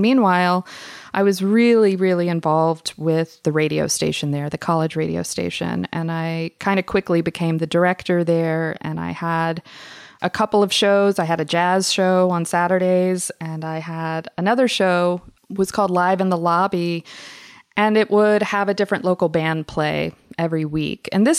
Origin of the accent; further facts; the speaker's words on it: the South, United States; I think different way of growing up in the South.